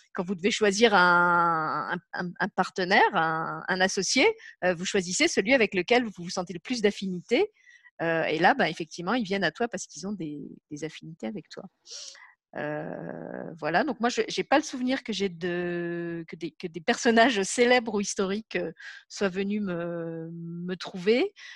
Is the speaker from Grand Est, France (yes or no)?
yes; Lorraine, Grand Est, France; now in Luxembourg; j'habite au Luxembourg et puis je suis née en, en Lorraine